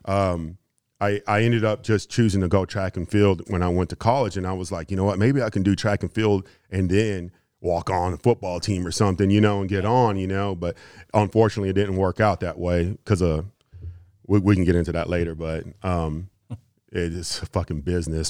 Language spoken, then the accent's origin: English; Houston, Texas, United States; also born or lived in Kansas; I grew up in Houston.